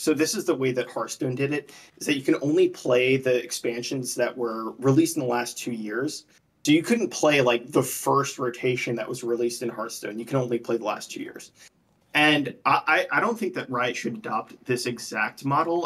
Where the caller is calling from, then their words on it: Charlotte, North Carolina, United States; I'm calling from Charlotte, North Carolina